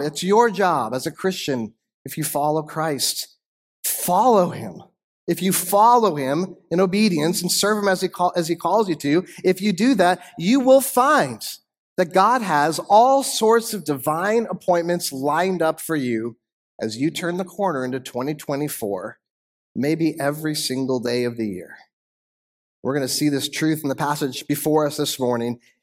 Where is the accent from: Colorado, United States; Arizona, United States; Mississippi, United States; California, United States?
Arizona, United States; I moved with my family west to Arizona in nineteen eighty-six. I was nine, ten years old